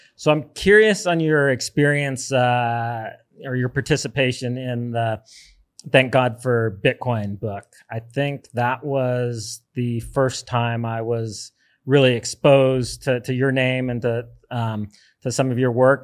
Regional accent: United States; moved away as an adult; now in El Zonte, El Salvador; as an American

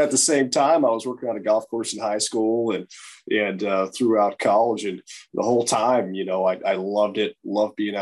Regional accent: a small town outside of Fresno, California, United States; now in Pebble Beach, United States; I grew up in a small town outside of Fresno, California

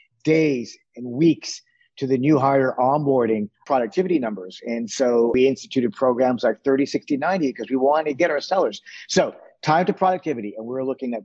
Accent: Toronto, Ontario, Canada; moved away as an adult; now in San Francisco, United States; I grew up in Toronto, and having grown up in Toronto, my dad had a retail furniture store

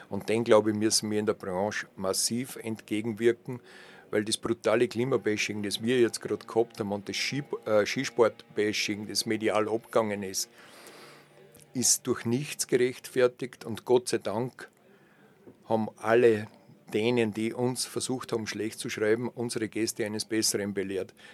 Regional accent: Braunau am Inn, Upper Austria, Austria; born there; Ja, nachdem ich eigentlich gebürtiger Oberösterreicher bin aus Braunau am Inn, bin ich kein Kind, das mit Skiern auf die Welt gekommen ist.

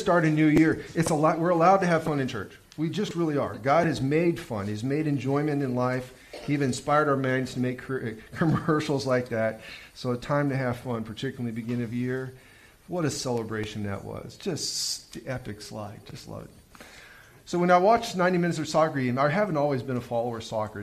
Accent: United States; as an American

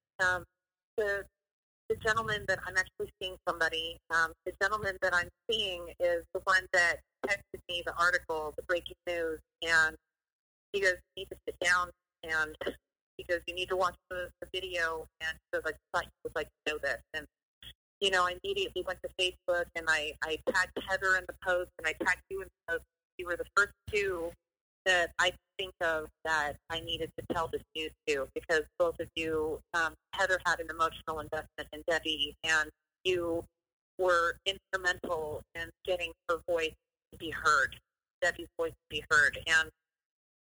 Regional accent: Fresno, California, United States; moved away as an adult; also born or lived in Los Angeles; come back to Fresno, and I moved home

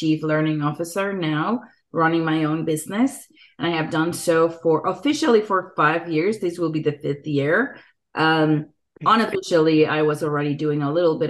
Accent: Mexico City, Mexico; moved away as an adult; now in San Diego, United States; I grew up in Mexico City and came to the United States about 15 years ago, maybe a little more than

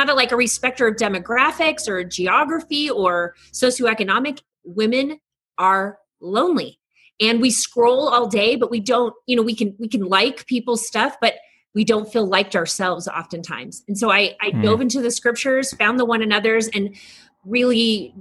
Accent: Texas, United States; I'm a Texan. We say all y'all

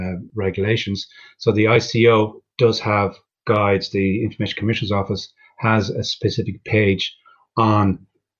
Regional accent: Ireland; being Irish

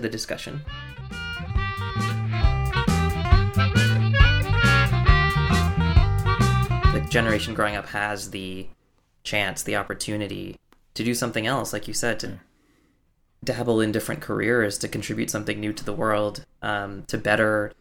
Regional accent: United States; I was the doctor's son growing up in America

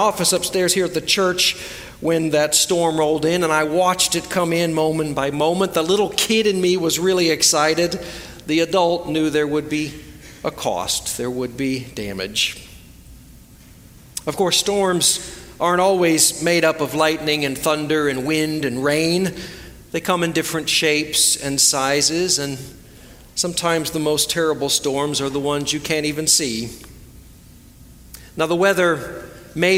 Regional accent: Florida, United States; now in Hickory, United States; growing up in Florida, we had lots of spectacular storms

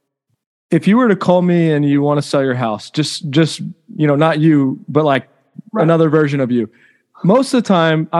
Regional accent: Round Rock, Texas, United States; also born or lived in Cleveland, Ohio; I was born in Cleveland, Ohio. I moved to Round Rock when I was 2 or 3 years old

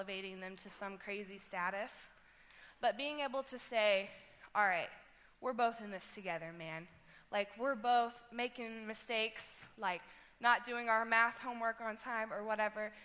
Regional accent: Webb City, Missouri, United States; I'm from Webb City

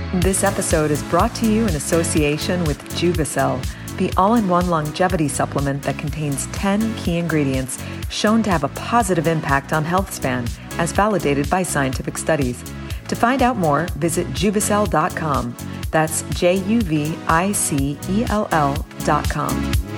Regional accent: Belfast, Northern Ireland, United Kingdom; moved away as an adult; also born or lived in Manchester; I grew up in Belfast in the north of Ireland in the you know the the 80s

